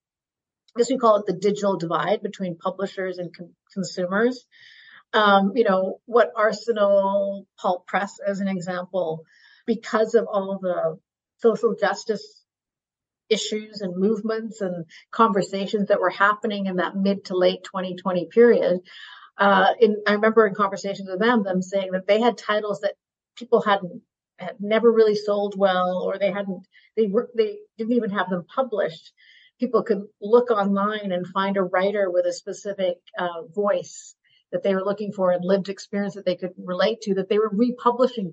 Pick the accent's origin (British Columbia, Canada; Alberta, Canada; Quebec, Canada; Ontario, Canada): British Columbia, Canada; Burnaby; now in Vancouver, Canada; I grew up in Burnaby